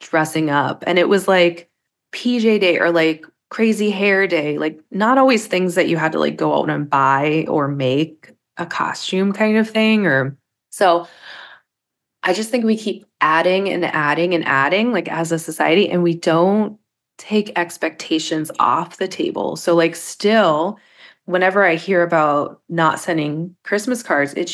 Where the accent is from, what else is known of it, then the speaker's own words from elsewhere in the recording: Pittsburgh, Pennsylvania, United States; We're also from Pittsburgh, where like at weddings, we have cookies everywhere